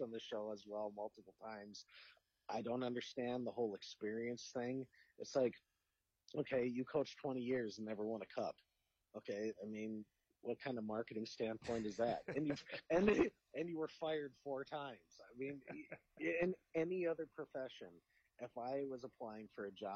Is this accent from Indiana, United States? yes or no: no; Minnesota, United States; as a Minnesotan